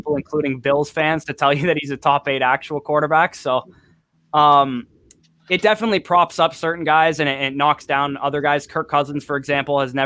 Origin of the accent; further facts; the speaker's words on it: Canada; I'm Canadian too